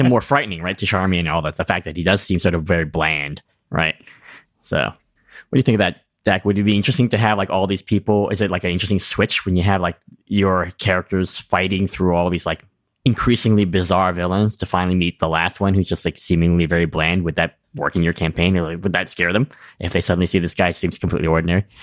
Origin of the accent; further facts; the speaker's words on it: New England, United States; I'm from New England